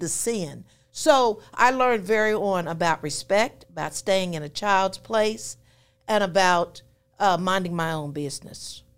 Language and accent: English; West Grove, Pennsylvania, United States; moved away; I was born in West Grove, Pennsylvania